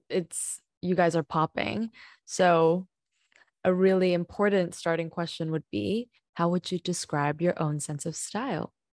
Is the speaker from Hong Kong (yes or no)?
yes; Hong Kong; moved away; also born or lived in Canada; growing up in Hong Kong